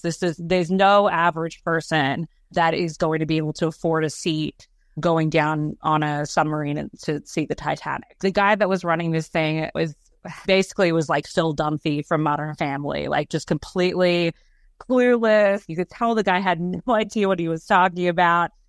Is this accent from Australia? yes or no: yes; Australia; moved away; I grew up in Australia